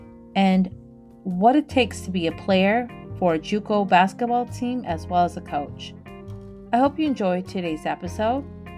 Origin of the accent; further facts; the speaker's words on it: Wisconsin, United States; I made my mom get on a subway. We're from Wisconsin originally, so we got on the subway